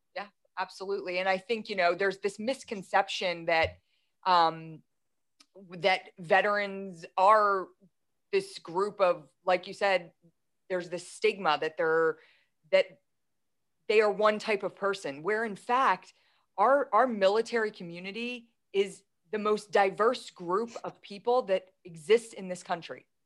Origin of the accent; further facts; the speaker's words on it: Philadelphia, Pennsylvania, United States; I'm from Philadelphia